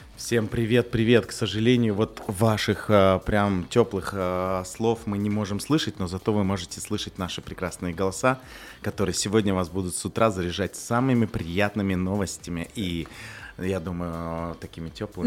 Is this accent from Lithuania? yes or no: no; Kyrgyzstan; also born or lived in Russia / Kazakhstan; now in Dubai, United Arab Emirates; я на самом деле сам из Кыргызстана